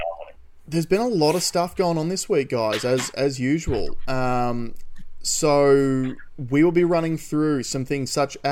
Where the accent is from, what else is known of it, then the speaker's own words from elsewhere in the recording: Queensland, Australia; As a Queenslander